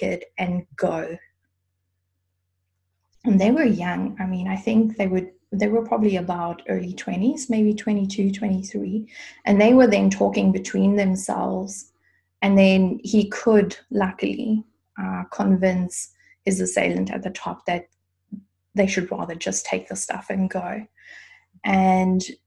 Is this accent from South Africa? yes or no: yes; South Africa; moved away as an adult; now in Germany; I grew up in South Africa